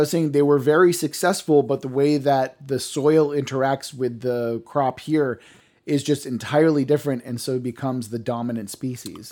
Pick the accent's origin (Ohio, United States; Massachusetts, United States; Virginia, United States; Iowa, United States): Massachusetts, United States; Cape Cod; I grew up on Cape Cod